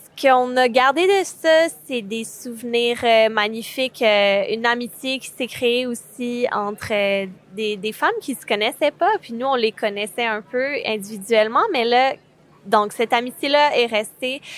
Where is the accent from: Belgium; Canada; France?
Canada; Quebec; je suis cinéaste réalisatrice et je viens du Québec